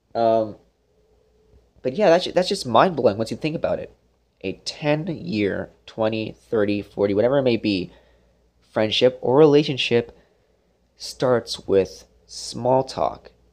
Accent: Brampton, Ontario, Canada; moved away; also born or lived in Brockville, Ontario; we're from Brampton, Ontario, close to Toronto

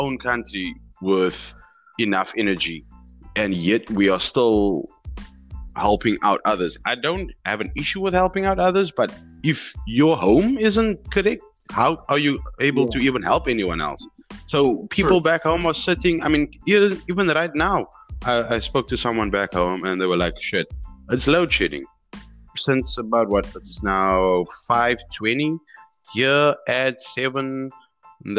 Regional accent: South Africa; as a citizen of South Africa

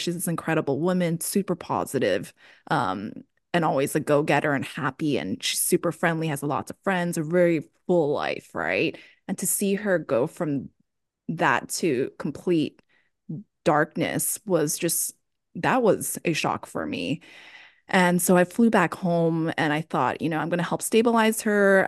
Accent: Hawaii, United States; moved away as an adult; also born or lived in Boston, United States; now in San Francisco, United States; I grew up in Hawaii

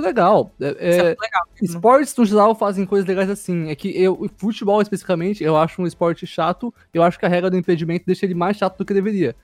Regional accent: Brazil; sou brasileiro

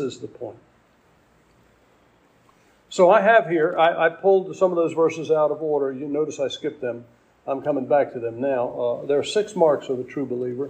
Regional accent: Hillsboro, Maryland, United States; There's only two stores in the town that I live in called Hillsboro, Maryland

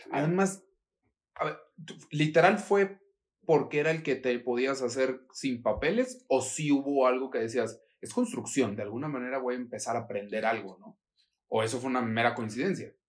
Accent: Mexico; así somos los mexicanos

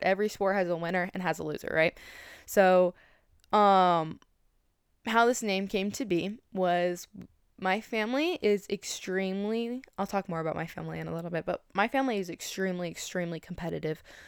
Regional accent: Colorado Springs, Colorado, United States; moved away as an adult; now in Hayward, United States; I was originally from Colorado Springs, Colorado. I moved to Hayward, California

